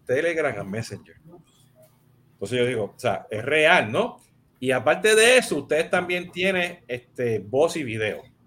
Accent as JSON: {"language": "Spanish", "country": "Puerto Rico", "said": "yo soy, yo soy boricua"}